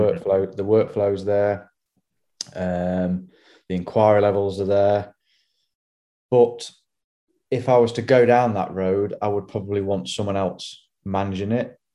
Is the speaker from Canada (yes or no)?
no; Hollington, England, United Kingdom; I grew up in Hollington